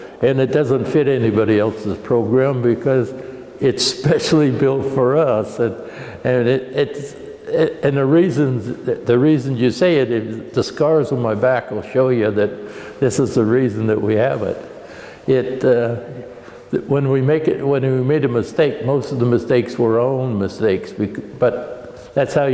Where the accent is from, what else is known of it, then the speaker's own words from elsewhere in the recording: Ballston, Oregon, United States; I was born in Ballston, Oregon, which is 10 miles from here